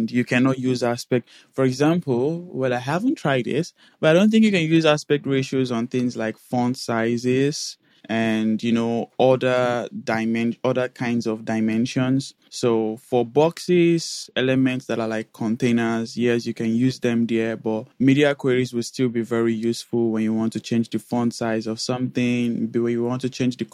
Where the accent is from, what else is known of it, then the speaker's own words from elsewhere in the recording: Nigeria; moved away as an adult; now in Netherlands; I am currently located in Netherlands, and I'm from Nigeria originally.